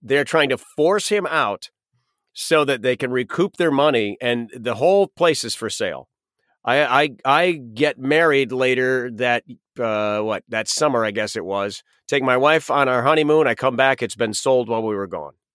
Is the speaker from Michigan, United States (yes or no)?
yes; Western Michigan, United States; moved away as an adult; we're from Western Michigan